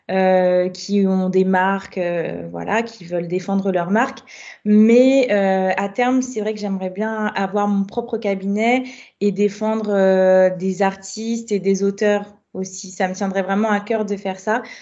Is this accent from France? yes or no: yes; Guadeloupe, France; moved away as an adult; now in Paris, France; je suis guadeloupéenne. Euh, donc, ça fait à peu près sept ans que je vis à Paris maintenant. Donc, j'ai j'étais en Guadeloupe pendant assez longtemps puisque j'ai fait ma licence de droit là-bas.